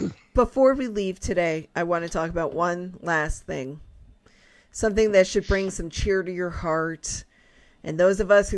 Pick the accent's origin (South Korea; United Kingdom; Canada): Canada; I am a Canadian, regardless of what my passport says.